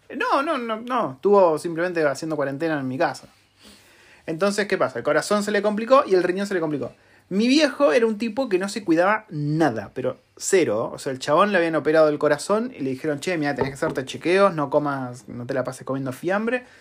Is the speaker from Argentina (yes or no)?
yes; Argentina; now in New Zealand; Y somos argentinos, por si no se dieron cuenta, por el acento